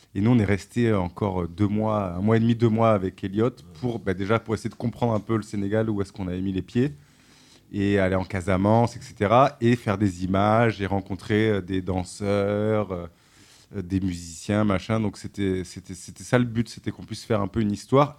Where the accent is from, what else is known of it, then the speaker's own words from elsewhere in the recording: Toulouse, Occitania, France; moved away; ma famille, j'ai grandi là, donc je suis un enfant du pays